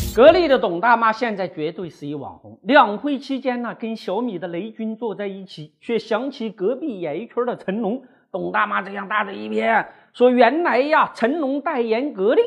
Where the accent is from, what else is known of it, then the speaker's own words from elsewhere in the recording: Sichuan, China; moved away; 我们四川老家呀